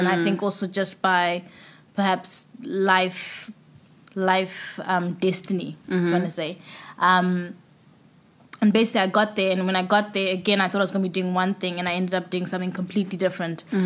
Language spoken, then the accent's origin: English; Bulawayo, Zimbabwe; moved away as an adult; also born or lived in Cape Town, South Africa; So I'm from Bulawayo in Zimbabwe. Basically, I say I grew up there because my formative years were in Bulawayo